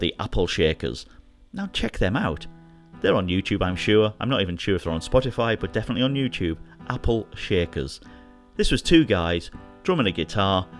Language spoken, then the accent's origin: English; Hartlepool, North East England, United Kingdom; moved away; my hometown of Hartlepool